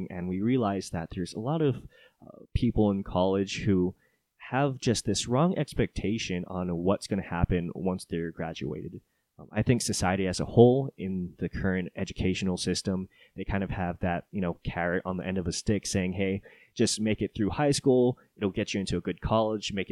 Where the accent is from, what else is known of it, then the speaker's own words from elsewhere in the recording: Oahu, Hawaii, United States; also born or lived in Japan / California; I'm not a Colorado native. I was born and raised in Hawaii on the island of Oahu. And I moved around a little bit during my childhood. My stepdad was in the Navy, so I was a military brat.